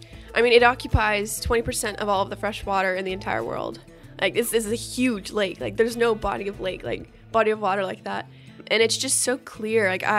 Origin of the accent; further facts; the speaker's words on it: United States; they're going to know that I'm American